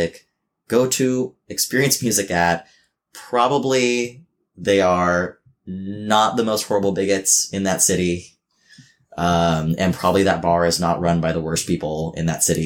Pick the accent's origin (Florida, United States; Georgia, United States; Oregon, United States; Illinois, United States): Oregon, United States; Medford; moved away; I grew up in a small town that's pretty out there. Like, you know, I'm from Southern Oregon, from Medford, Oregon